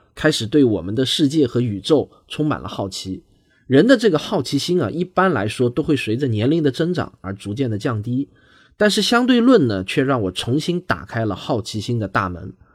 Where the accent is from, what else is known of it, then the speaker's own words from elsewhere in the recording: southern China, China; accent: southern; 还挺多人喜欢我的南方口音的，觉得呢听着挺亲切。